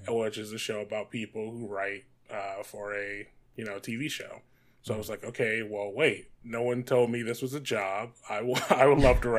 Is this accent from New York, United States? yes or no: no; Detroit, Michigan, United States; moved away as an adult; now in Los Angeles, United States; I grew up in Detroit, Michigan.